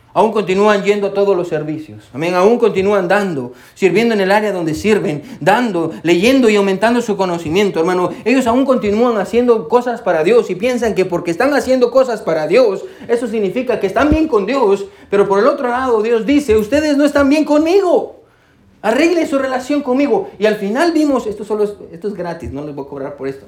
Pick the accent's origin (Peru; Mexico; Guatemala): Guatemala; now in United States; yo soy de Guatemala